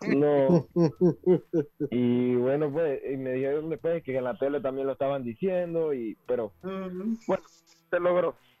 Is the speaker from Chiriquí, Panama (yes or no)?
yes; David, Chiriquí, Panama; yo soy de La Prosperidad, David, La Prosperidad